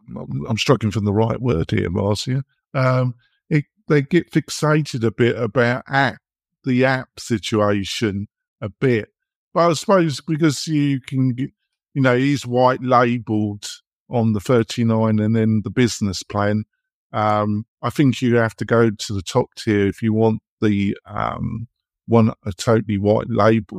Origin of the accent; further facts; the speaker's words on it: England, United Kingdom; accent: English; moved away as an adult; now in United States; I've been living in America now for over 15 years, but obviously I'm English in my accent and my temperament